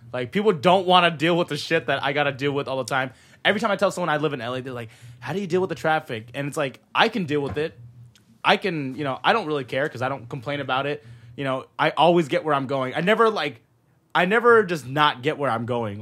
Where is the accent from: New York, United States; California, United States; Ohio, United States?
California, United States; Modesto; born or raised there; moved away as an adult; also born or lived in San Jose, California; now in Los Angeles, United States